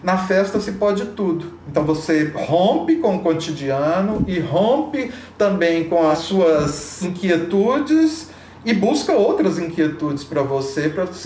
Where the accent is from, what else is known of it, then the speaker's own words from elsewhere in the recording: Brazil; E me vi, então, é, inserido dentro desse contexto, porque sou brasileiro, né? sou praticante das religiões de matriz africana, sou pesquisador, mas ao mesmo tempo também sou um devoto.